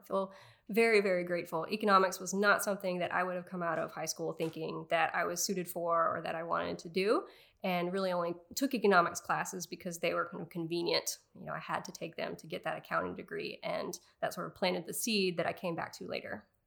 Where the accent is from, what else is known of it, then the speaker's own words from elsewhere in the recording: Raleigh, North Carolina, United States; moved away; grew up outside of Raleigh, North Carolina